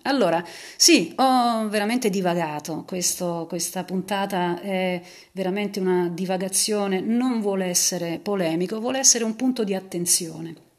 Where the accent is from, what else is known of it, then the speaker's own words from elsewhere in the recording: Naples, Campania, Italy; sono napoletana anch'io